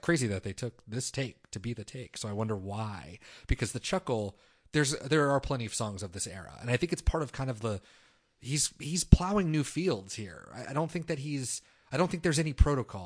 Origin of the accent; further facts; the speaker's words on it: United States; growing up in America in the twenty-first century